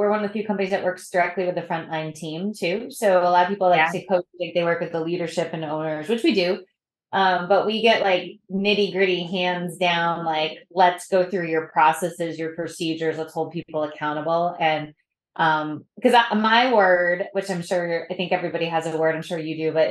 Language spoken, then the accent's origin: English; New England, United States; So I'm from New England